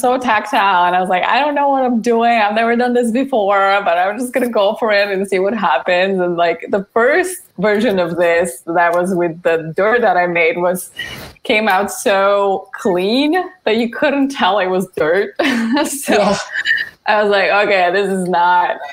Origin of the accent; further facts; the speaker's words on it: Bulgaria; moved away; I am from Bulgaria, so I spent most of my kind of teenage years there